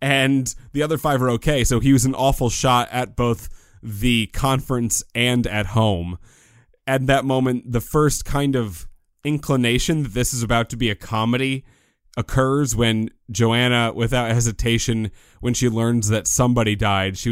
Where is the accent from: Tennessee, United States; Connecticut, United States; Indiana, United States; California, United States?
Connecticut, United States; you and I grew up in Connecticut.